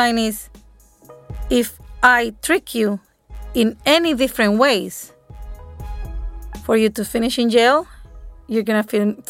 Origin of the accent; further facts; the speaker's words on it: El Salvador; I'm from El Salvador, me too.